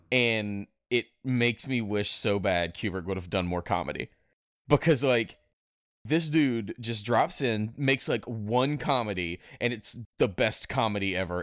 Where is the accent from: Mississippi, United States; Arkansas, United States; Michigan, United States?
Mississippi, United States; North; I was raised in North Mississippi